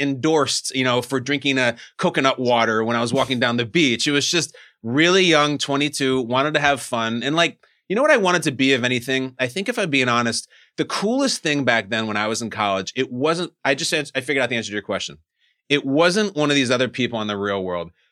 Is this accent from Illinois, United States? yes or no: yes; Chicago, Illinois, United States; also born or lived in New Jersey; I grew up in Chicago.